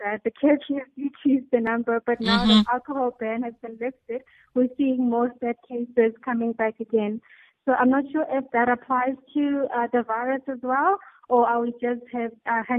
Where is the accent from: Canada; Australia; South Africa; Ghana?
South Africa; Bushbuckridge, Mpumalanga; I'm from Bushbuckridge